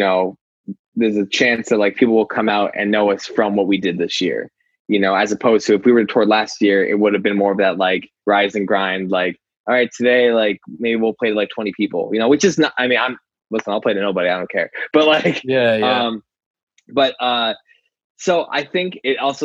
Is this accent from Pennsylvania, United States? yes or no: yes; Scranton, Pennsylvania, United States; my hometown